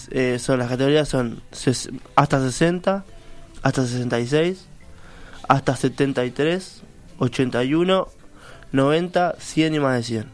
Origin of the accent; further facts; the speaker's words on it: Colón, Montevideo, Uruguay; Soy de Colón toda la vida, ahí, a dos, tres cuadras del Olimpia